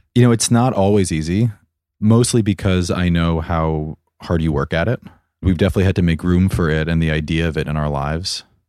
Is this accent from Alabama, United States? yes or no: no; New York, United States; I am thirty-two years old and I am from Armagh, New York.